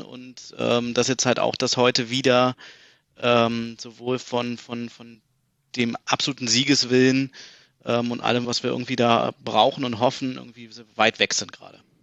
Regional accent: Berlin, Germany; moved away as an adult; now in Munich, Germany; bin gebürtige Berliner, ähm, Friedrichshain geboren, ähm, aber irgendwie schon ab meinem ersten Lebensjahr eigentlich dann äh, nach Berliner Klinik gezogen, also Südosten hm. Berlins

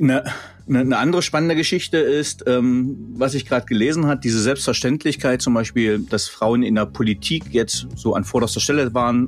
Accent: East Germany, Germany; Wir kommen ja nun beide, sind beide, ich, beide gebürtige DDR-Bürger

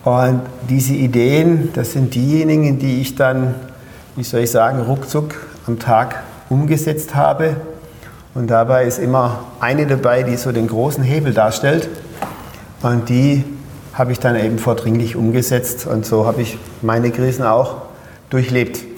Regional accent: Pforzheim, Baden-Württemberg, Germany; now in Berlin, Germany; Also ich bin vom, man hört es ja in meinem Dialekt, von Pforzheim nach Berlin umgezogen.

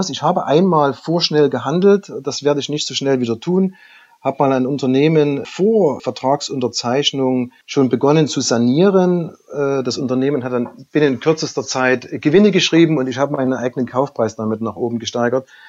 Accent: Saxony, Germany; Gerade für mich als Sachse war es am Anfang nicht ganz einfach einzuschätzen, wie funktioniert so eine Übernahme im hohen Norden

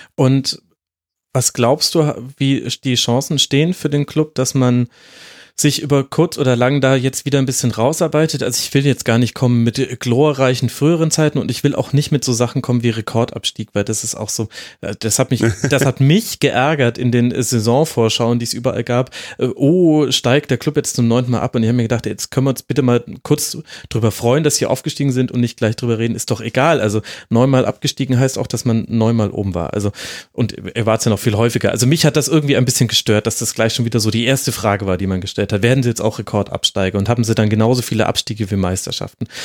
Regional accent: Franconia, Bavaria, Germany; now in Munich, Germany; ich als gebürtiger Franke

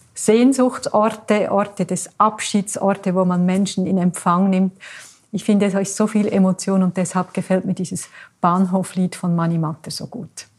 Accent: Switzerland; bei uns in der Schweiz

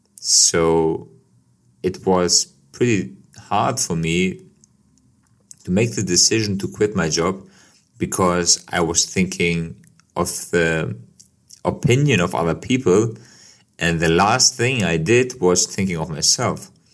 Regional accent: Kosovo; now in Germany; my life as a guy who moved to Germany from Kosovo

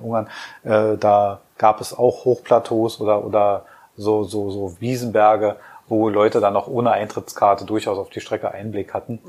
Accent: Berlin, Germany; als Berliner

